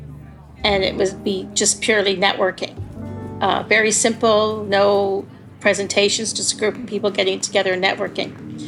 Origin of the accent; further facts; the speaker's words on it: Mississauga, Ontario, Canada; now in Toronto, Canada; I was born and raised in Mississauga